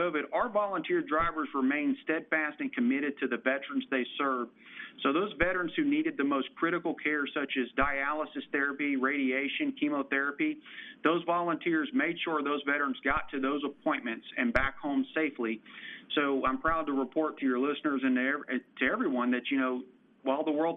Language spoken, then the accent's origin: English; Waco, Texas, United States; moved away as an adult; I returned to my hometown of Waco, Texas